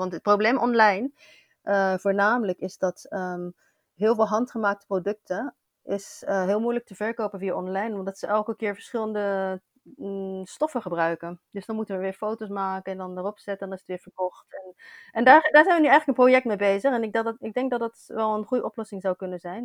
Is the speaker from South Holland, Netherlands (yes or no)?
yes; Rotterdam, South Holland, Netherlands; moved away as an adult; now in Barcelona, Spain; ik ben in Rotterdam geboren en ik woon nu al sinds jaar in, eh, in Barcelona.